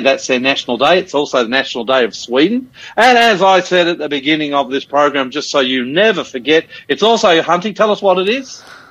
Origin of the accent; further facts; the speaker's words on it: Queensland, Australia; now in Sydney, Australia; That's Queensland, being a Queenslander.